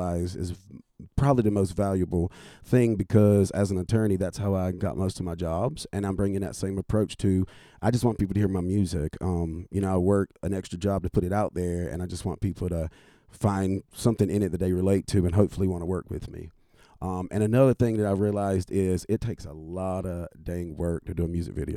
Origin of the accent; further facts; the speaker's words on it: North Carolina, United States; moved away as an adult; also born or lived in Washington, D.C.; now in Nashville, United States; growing up in North Carolina, moving to D.C., practicing law and living up there, though it became home, it never felt like home